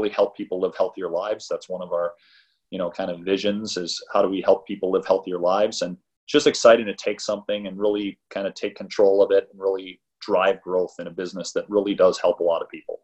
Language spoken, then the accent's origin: English; Midwest, United States; moved away; I'm from the Midwest originally